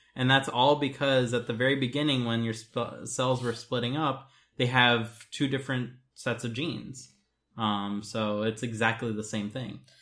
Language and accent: English; United States; as an American